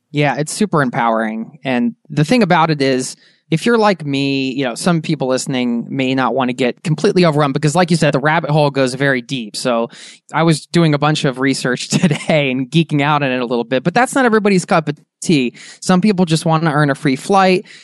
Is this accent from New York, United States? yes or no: no; Philadelphia, Pennsylvania, United States; We're both from Philly